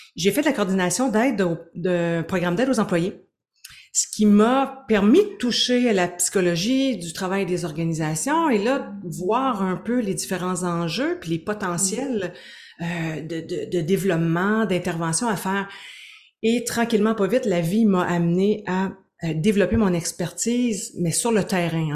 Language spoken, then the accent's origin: French; Gaspésie, Quebec, Canada; now in Quebec City, Canada; je suis une Gaspésienne exilée à Québec